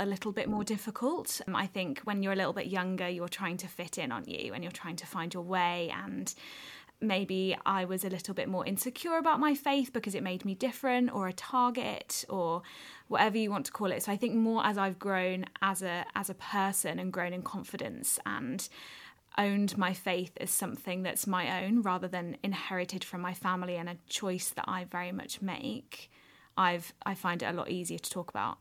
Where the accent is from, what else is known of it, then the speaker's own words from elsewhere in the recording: Wolverhampton, West Midlands, United Kingdom; moved away as an adult; also born or lived in Edinburgh; I was born and brought up in Wolverhampton, went to school there